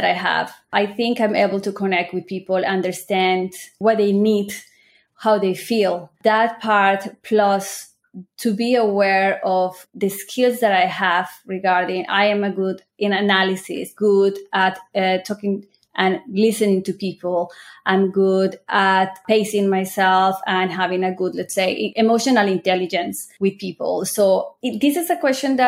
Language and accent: English; Colombia; also born or lived in United States; now in Israel; I'm originally from Colombia